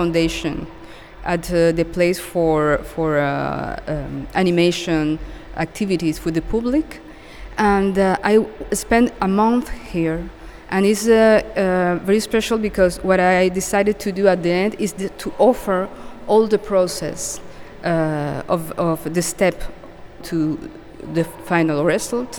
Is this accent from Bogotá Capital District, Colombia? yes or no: no; Cartagena, Bolívar, Colombia; moved away as an adult; now in Montreal, Canada; I come from Colombia, Cartagena specifically, from the Caribbean